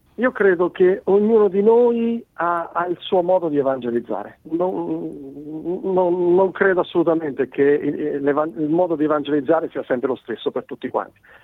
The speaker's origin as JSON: {"language": "Italian", "region": "Marche", "country": "Italy", "accent": "marchigiano", "moved": "yes", "lives_now": "Cesena, Italy", "said": "sono marchigiano, come si sente dalla, da, dalla mm. parlata, ma non vivo, non vivo nelle Marche. In questo momento Vivo, vivo in Romagna, a Cesena"}